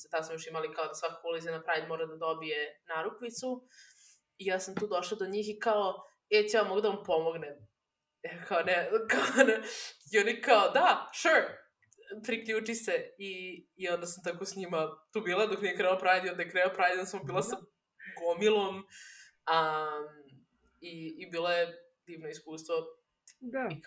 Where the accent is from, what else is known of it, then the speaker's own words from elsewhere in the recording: Novi Sad, Vojvodina, Serbia; kod kuće u Novom Sadu